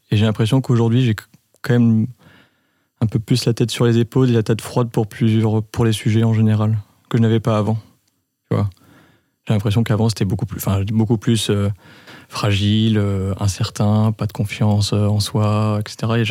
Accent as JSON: {"language": "French", "town": "Reims", "region": "Grand Est", "country": "France", "tie": "born or raised there", "also_born_or_lived": "Lille", "moved": "as an adult", "lives_now": "Lyon, France", "said": "31. J'ai euh, un frère, un petit frère. Je suis né à Reims. Euh, toute ma scolarité à Reims. Je suis parti à Lille pour 5 ans, quelques voyages à l'étranger, maintenant à Lyon"}